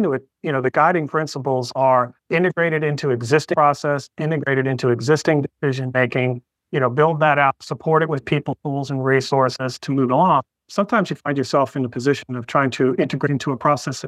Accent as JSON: {"language": "English", "region": "Florida", "country": "United States", "tie": "born or raised there", "said": "growing up in Florida"}